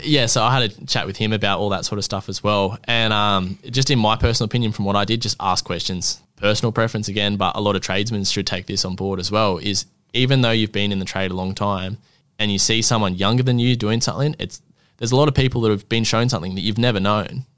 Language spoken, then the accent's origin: English; Gold Coast, Queensland, Australia; I'm twenty-four, I'm from the Gold Coast